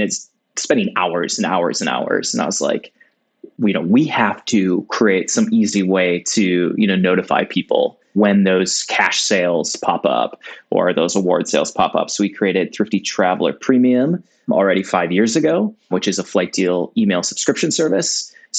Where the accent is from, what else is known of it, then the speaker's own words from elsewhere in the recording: Fargo, North Dakota, United States; moved away; I grew up in Fargo, North Dakota, and I know a lot of people in Fargo. My parents are in Fargo.